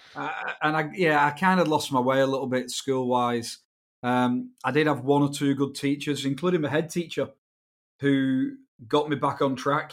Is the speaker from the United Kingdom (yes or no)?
yes; Wigan, North West England, United Kingdom; where I was brought up in England, uh, a, a t, a town in the northwest called Wigan